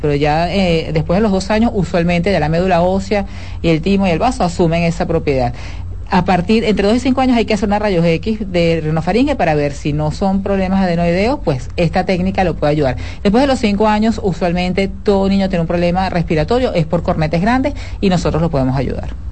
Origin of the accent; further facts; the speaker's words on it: Venezuela; moved away as an adult; now in Dominican Republic; Yo soy venezolana